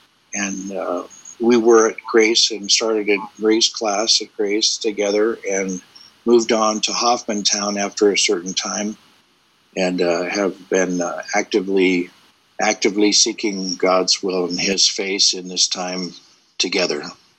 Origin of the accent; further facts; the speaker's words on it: Central Valley, California, United States; moved away; My family immigrated from Russia and Germany, came over as a group of Mennonites. If you're familiar with the Mennonites, settled in Kansas and eventually became farmers in the California Valley, Central Valley. So I was raised in the Mennonite church from a very young age